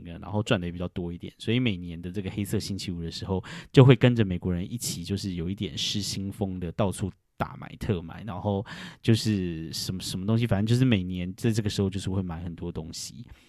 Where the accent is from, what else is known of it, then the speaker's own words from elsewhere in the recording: Taiwan; now in New York, United States; 像我们台湾人